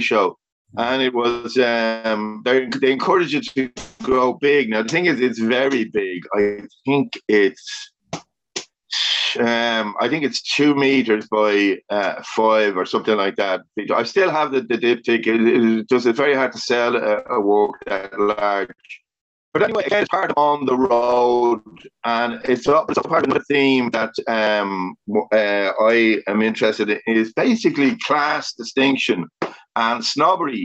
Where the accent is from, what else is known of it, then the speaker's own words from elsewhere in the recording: Dublin, Leinster, Ireland; my hometown, my area, was getting smaller and smaller